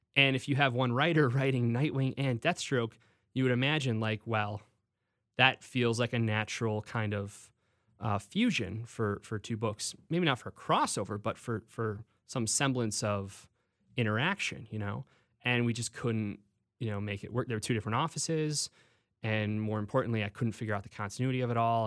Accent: Homer Glen, Illinois, United States; moved away as an adult; also born or lived in Iowa / Orange County; now in Los Angeles, United States; I grew up in Homer Glen

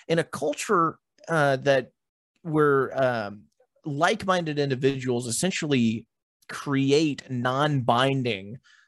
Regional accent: Texas, United States; We're Americans. I'm a Texan, whatever the case may be.

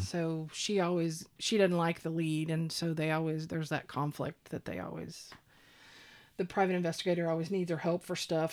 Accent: Oklahoma, United States; I grew up here in Oklahoma.

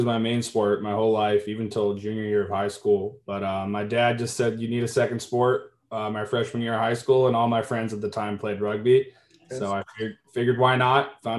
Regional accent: Newtown, Connecticut, United States; moved away as an adult; now in Massachusetts, United States; I'm from Newtown, Connecticut. Lived there for most of my life.

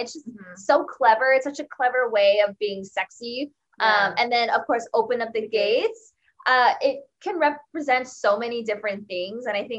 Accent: California, United States; we're from California

